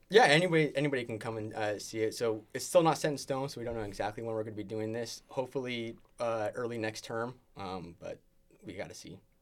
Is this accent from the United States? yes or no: yes; San Jose, California, United States; moved away as an adult; also born or lived in Boulder Creek, California; now in Oregon, United States; I'm from the Bay Area, San Jose, represent. Um, uh, was raised first two years of my life in Boulder Creek, so it's in the mountains. Uh, up from San Jose. Um, and then we moved down into the valley, uh, two thousand five-ish. Um, and then, uh, high school throughout there.